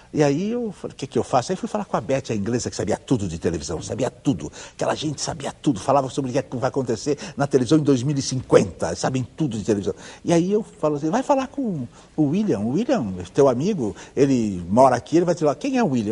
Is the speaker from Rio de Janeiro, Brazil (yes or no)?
no; Ourinhos, São Paulo, Brazil; Eu que nasci em Ourinhos